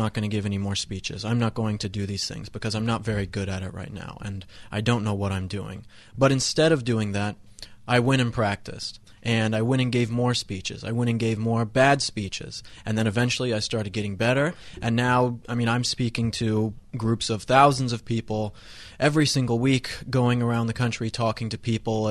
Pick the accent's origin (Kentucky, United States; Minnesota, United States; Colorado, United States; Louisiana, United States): Colorado, United States; moved away as an adult; now in Los Angeles, United States; I grew up in Colorado, went to CU Boulder